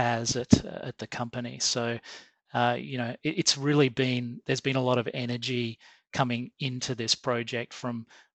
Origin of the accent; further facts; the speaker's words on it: Australia; I'm Australian